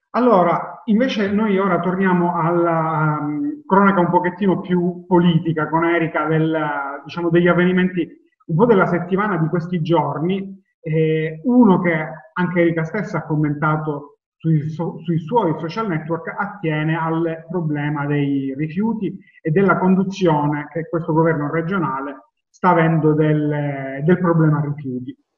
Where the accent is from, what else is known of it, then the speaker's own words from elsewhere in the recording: Palermo, Sicily, Italy; io ed Alessandro siamo di Palermo